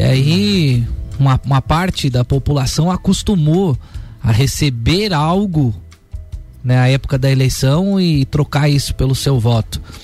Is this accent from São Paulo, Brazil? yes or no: no; Otacílio Costa, Santa Catarina, Brazil; Eu nasci e fui criado lá em Otacílio Costa